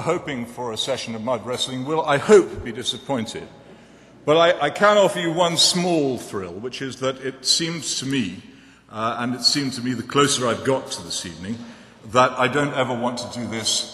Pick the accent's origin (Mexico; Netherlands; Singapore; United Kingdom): United Kingdom; England; the religion that I grew up with in England was not what you might think